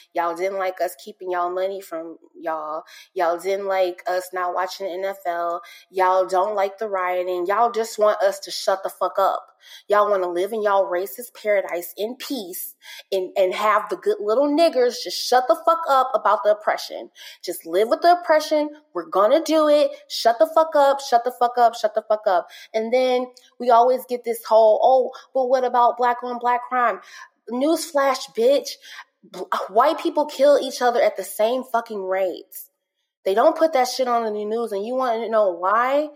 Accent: St. Louis, Missouri, United States; moved away; I'm originally from St. Louis, um, and I lived in the area that um, all of this transpired

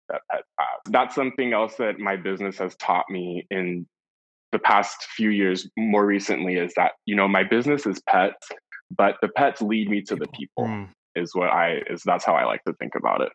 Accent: San Francisco, California, United States; also born or lived in Los Angeles / Santa Barbara; I was born and raised in San Francisco, and then I moved to Los Angeles to go to college

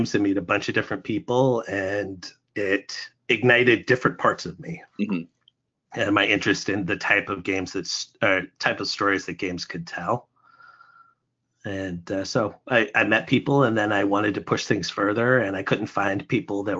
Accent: Alaska, United States; now in Buffalo, United States; I'm originally from Alaska

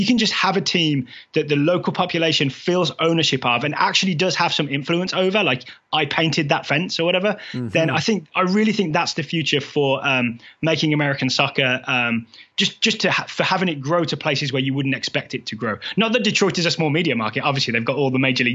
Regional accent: England, United Kingdom; moved away as an adult; now in United States; I'm foreign, right? You know, I've been here 11 years, but I'm from England.

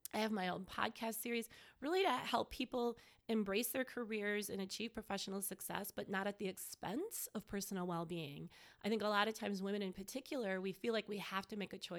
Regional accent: Mequon, Wisconsin, United States; moved away as an adult; also born or lived in New York City; I'm originally from Mequon

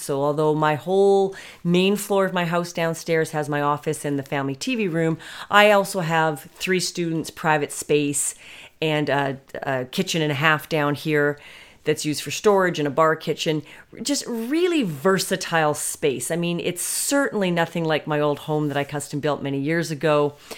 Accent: Canada; being Canadian

